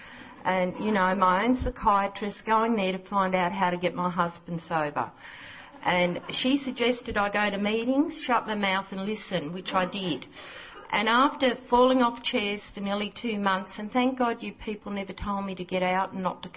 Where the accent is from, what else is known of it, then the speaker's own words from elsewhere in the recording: Southern Highlands of New South Wales, Australia; I'm not a local. I'm from the Southern Highlands of New South Wales.